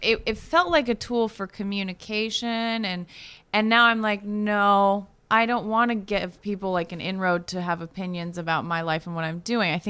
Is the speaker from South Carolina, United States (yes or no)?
no; Santa Rosa, California, United States; moved away; my hometown is on fire right now.